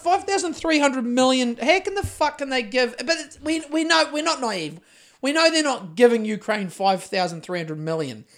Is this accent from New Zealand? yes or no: yes; Christchurch, Canterbury, New Zealand; I'm from Christchurch